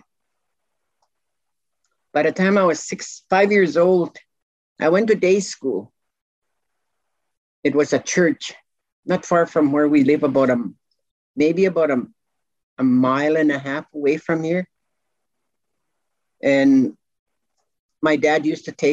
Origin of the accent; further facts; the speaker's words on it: Maskwacis, Alberta, Canada; first language Cree; English is a second language; I was born in Muscatese, in a tent.